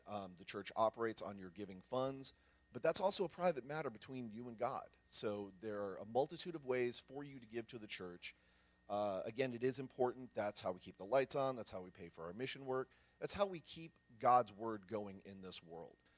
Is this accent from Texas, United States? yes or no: yes; San Antonio, Texas, United States; I grew up here in San Antonio, kind of out in the country.